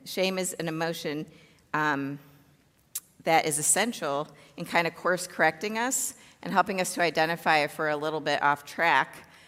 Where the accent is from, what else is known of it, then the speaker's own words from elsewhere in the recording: Chicago, Illinois, United States; I grew up in the south suburbs of Chicago